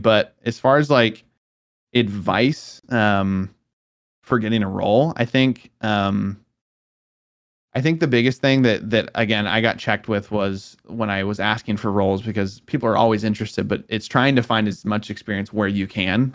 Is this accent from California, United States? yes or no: yes; Southern California, United States; moved away as an adult; also born or lived in Oregon; I was originally from Southern California